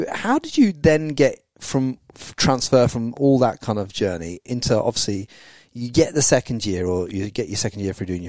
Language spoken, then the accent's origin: English; England, United Kingdom; moved away as an adult; now in Australia; Because we're English